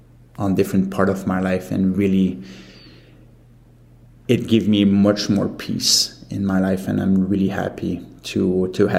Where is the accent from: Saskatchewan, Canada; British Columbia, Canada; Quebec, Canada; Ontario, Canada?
Quebec, Canada; Montreal; moved away as an adult; now in Calgary, Canada; I'm from Montreal, Quebec, and been living in Calgary, Alberta for the past 7 years.